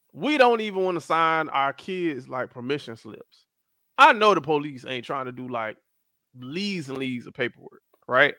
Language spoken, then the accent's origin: English; Miami, Florida, United States; also born or lived in Atlanta / Tennessee / Fort Lauderdale; I was born in Atlanta, raised in Miami